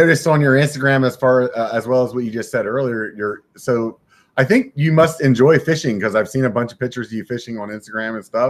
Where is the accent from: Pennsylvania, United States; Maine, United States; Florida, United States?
Pennsylvania, United States; now in California, United States; I grew up in Pennsylvania